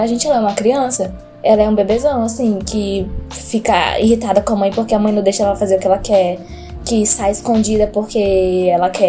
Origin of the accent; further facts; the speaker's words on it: Santa Catarina, Brazil; Eu sou de Santa Catarina, onde faz frio.